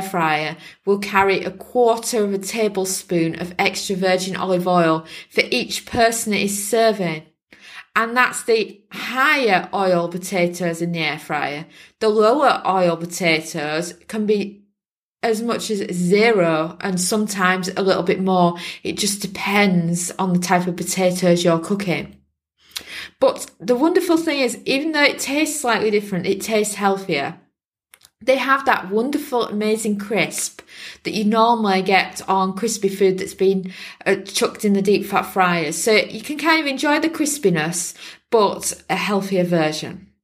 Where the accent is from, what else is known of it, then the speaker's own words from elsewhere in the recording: Yorkshire and the Humber, United Kingdom; now in Portugal; we're from Yorkshire in England, and we're used to eating a lot of fish and chips.